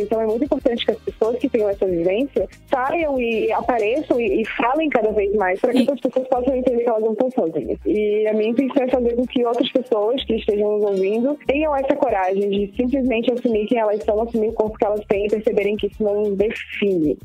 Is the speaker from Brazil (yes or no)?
yes; Florianópolis, Santa Catarina, Brazil; sou natural aqui de Florianópolis